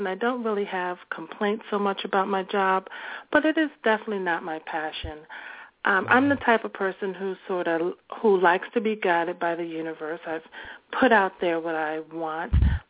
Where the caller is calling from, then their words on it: Washington, District of Columbia, United States; I'm calling from Washington, D.C.